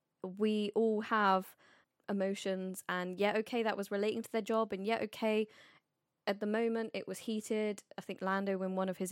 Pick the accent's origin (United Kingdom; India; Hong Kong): United Kingdom; we are British.